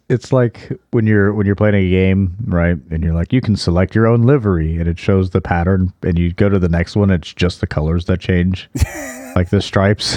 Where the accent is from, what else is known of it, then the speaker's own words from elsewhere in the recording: Texas, United States; I'm I'm from Texas.